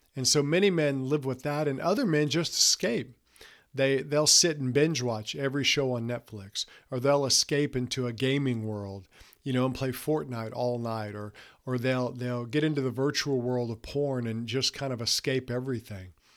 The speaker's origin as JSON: {"language": "English", "region": "Mississippi Gulf Coast", "country": "United States", "tie": "born or raised there", "said": "when I was younger, we grew up on the Mississippi Gulf Coast"}